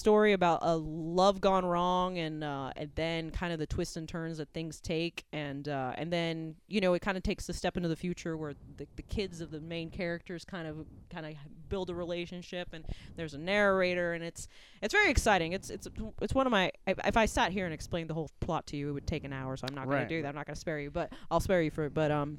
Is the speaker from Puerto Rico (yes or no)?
yes; Puerto Rico; accent: Southern; first language es; I'm Puerto Rican, and Spanish was my first language, but my husband always laughs because he's like, you're the only Puerto Rican I know with a Southern accent.